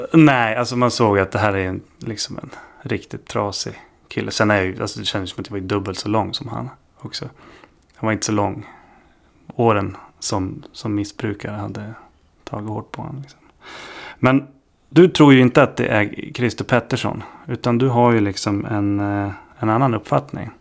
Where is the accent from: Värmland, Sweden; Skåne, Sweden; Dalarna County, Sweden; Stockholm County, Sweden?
Stockholm County, Sweden; Stockholm; jag är uppvuxen i Stockholm